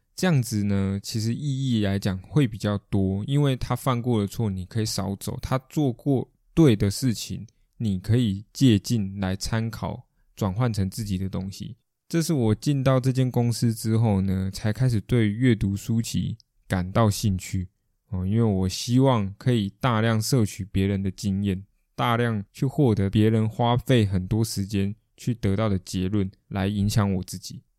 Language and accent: Chinese; Taiwan; 我们台湾人